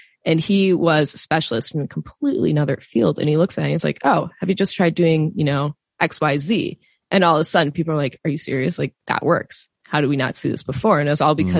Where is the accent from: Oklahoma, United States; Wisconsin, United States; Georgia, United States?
Wisconsin, United States; I grew up in Wisconsin, so surrounded by farms.